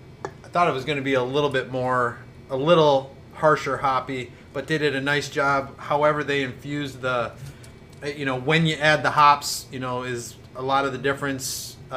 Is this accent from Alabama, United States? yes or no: no; Michigan, United States; I probably told him I'm from Michigan